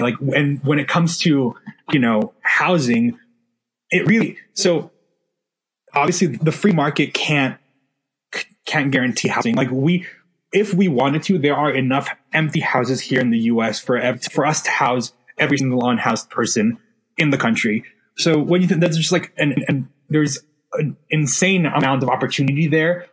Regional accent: El Paso, Texas, United States; moved away as an adult; now in Washington, D.C., United States; growing up in El Paso, Texas, like right on the border

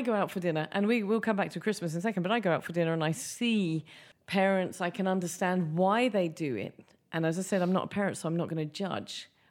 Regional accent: England, United Kingdom; I'm English

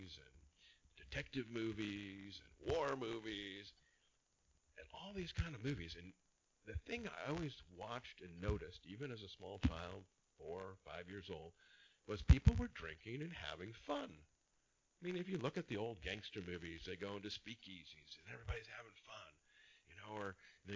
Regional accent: Anaheim, California, United States; also born or lived in Rancho Santa Margarita; I grew up here in Orange County in Anaheim, about 2 miles away from Disneyland

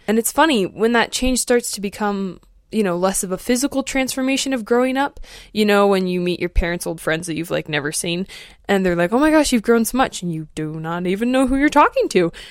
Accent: Alaska, United States; moved away; also born or lived in Colorado / Outer Banks, North Carolina; I grew up in Alaska, and then I lived out in Colorado for a few years, and then I moved, um, to the Outer Banks in North Carolina when I was eighteen.

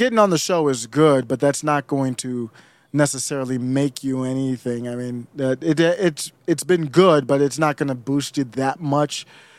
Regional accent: Cleveland, Ohio, United States; also born or lived in Michigan / Minnesota; now in Colorado, United States; I'm from Cleveland, been in Michigan, Minnesota. Cleveland's the worst with the snow, lake effect, but I'm in Colorado now.

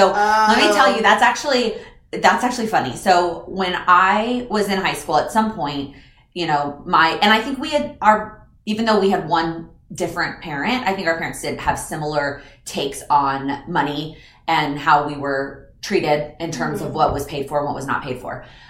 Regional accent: Texas, United States; also born or lived in Illinois; even though I was originally from Texas, since I'd gone to high school in Illinois, I didn't know very many people.

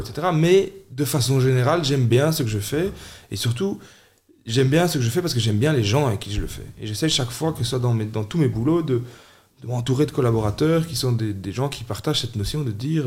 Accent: Charleroi, Wallonia, Belgium; also born or lived in Châtelineau; les racines de qui on est en tant que Carolo

